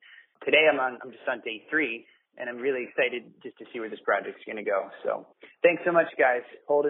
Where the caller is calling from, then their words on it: Vermont, United States; I'm calling from Vermont.